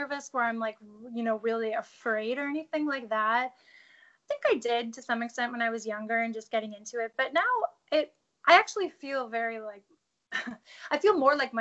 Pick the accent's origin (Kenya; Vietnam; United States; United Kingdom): United States; Tempe, Arizona; moved away as an adult; now in Los Angeles, United States; I actually grew up in Arizona.